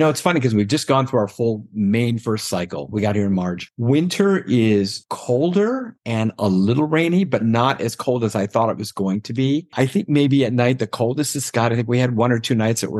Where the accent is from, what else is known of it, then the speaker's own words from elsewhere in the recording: Palm Springs, California, United States; now in Almada, Portugal; And of course, you know, we're from Palm Springs, where 127 is just